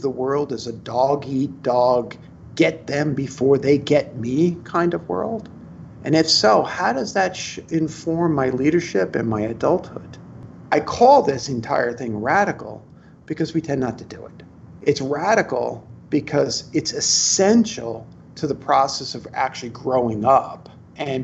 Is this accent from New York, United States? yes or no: yes; New York City, New York, United States; I'm from Brooklyn